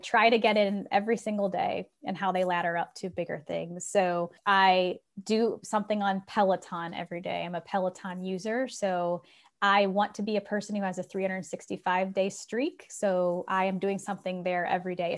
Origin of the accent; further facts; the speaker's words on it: Republic, Ohio, United States; also born or lived in Silicon Valley, California; I was born and raised in Republic, Ohio, population 600